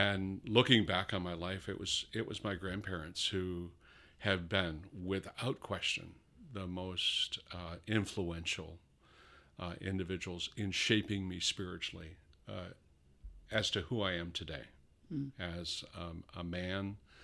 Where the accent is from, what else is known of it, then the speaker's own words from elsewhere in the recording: New York, United States; born there; Born in Western New York, south of Buffalo. Upstate New York.